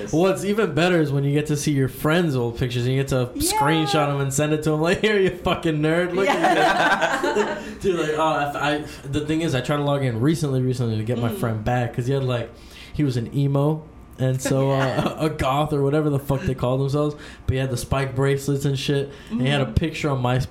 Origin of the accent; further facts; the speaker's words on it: Bronx, New York, United States; born there; I'm sure it was hitting my mom close though, because I was born in the Bronx too.